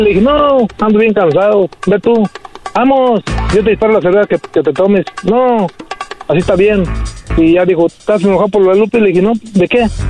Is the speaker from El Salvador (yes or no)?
no; Apatzingán, Michoacán, Mexico; now in United States; Yo soy de Apaxingán